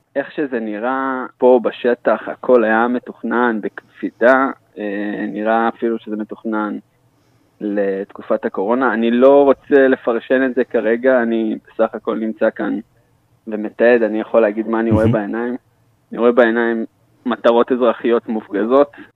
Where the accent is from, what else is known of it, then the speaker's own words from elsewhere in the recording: Israel; אני ישראלי